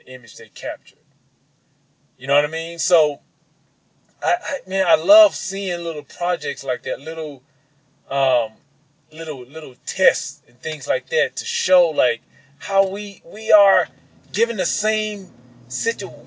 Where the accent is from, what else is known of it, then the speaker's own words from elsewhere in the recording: Mississippi, United States; my growing up in Mississippi